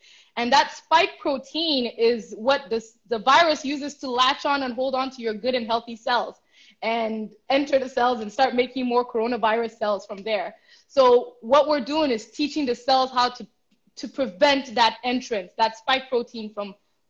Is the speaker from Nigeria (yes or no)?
yes; Nigeria; As a Nigerian